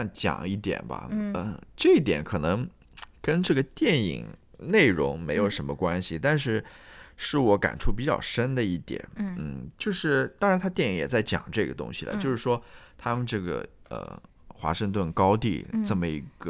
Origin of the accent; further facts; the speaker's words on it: China; now in United States; 不像我们中国人是非常注重这个家庭观念的